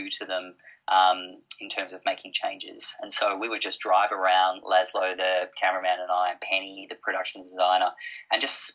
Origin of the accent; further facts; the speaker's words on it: Blue Mountains, outside Sydney, New South Wales, Australia; now in Melbourne, Australia; I grew up in the Blue Mountains outside of Sydney